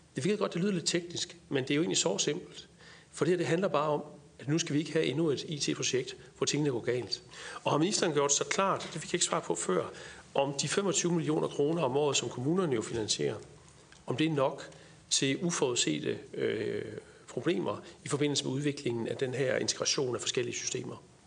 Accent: Jutland, Denmark; nu er jeg jyde, så siger jeg træls

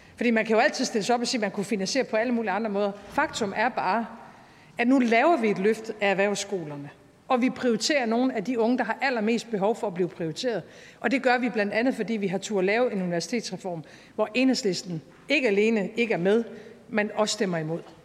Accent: North Jutland, North Denmark Region, Denmark; jeg må bare sige som nordjyde

